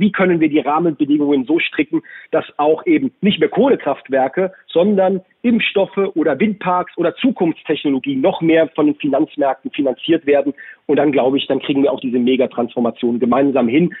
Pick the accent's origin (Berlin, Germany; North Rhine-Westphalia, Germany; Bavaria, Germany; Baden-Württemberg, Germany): Baden-Württemberg, Germany; in Baden-Württemberg, in meinem Heimatbundesland